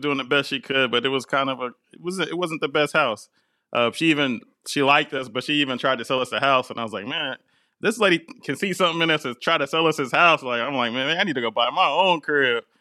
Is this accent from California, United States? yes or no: no; Portland, Oregon, United States; moved away as an adult; also born or lived in East Coast; growing up in Portland